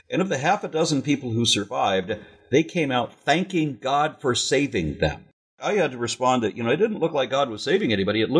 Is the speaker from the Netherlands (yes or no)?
no; Canada; I'm Canadian, so I always